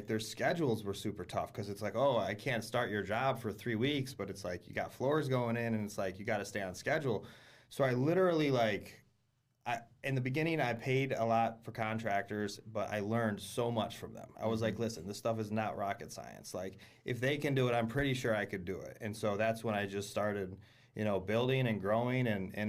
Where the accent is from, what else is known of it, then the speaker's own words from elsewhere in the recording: New York, United States; also born or lived in Michigan; Well, actually, I was born in Michigan. But I grew up in upstate New York, basically.